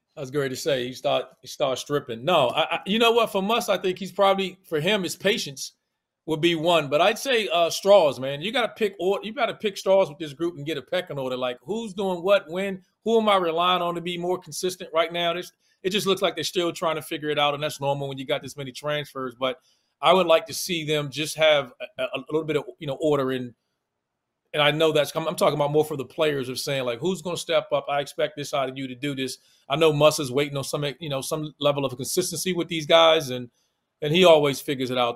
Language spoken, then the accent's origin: English; Washington, District of Columbia, United States; accent: DC; my DC accent